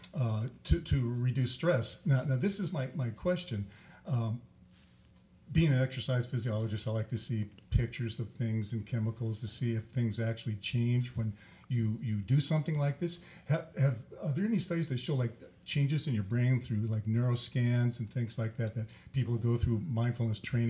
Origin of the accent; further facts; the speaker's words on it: Boulder, Colorado, United States; I grew up in Boulder, Colorado in the 60s